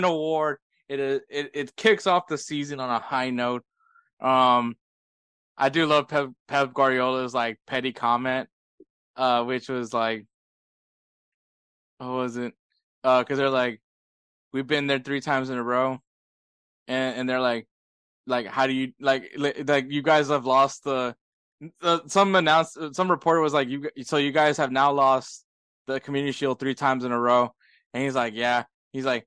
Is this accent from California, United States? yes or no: no; Houston, Texas, United States; I'm from Houston